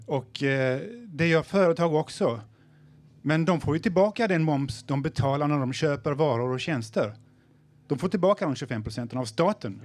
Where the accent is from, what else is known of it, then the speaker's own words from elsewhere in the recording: Sweden; jag är ju svensk också